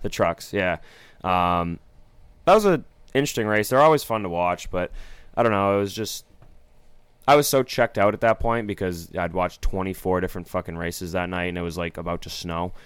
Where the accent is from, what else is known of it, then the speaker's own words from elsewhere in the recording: Maine, United States; we're from Maine.